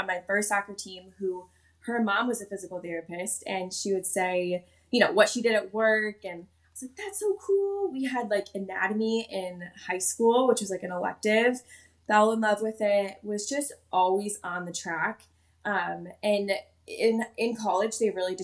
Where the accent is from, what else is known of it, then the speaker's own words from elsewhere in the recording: Midwest, United States; I grew up in the Midwest